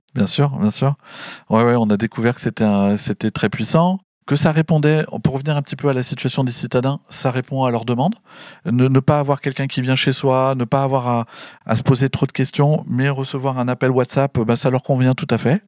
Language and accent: French; Lannion, Brittany, France; now in Nantes, France; je suis breton de cœur, hein, puisque je suis, né, euh, né en Bretagne